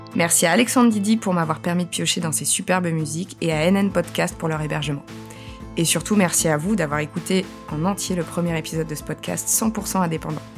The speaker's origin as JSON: {"language": "French", "town": "École-Valentin", "region": "Bourgogne-Franche-Comté", "country": "France", "tie": "born or raised there", "said": "J'ai grandi à École Valentin, à un tout petit village près de Besançon en Franche-Comté"}